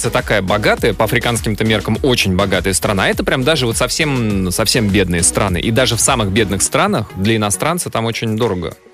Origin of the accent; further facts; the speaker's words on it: Tula, Tula Oblast, Russia; Да, мы из Тулы.